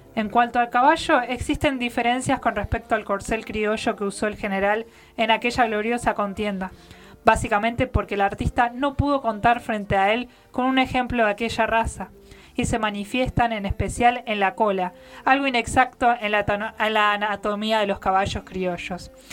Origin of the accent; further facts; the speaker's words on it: Neuquén, Argentina; esa es la flor provincial nuestra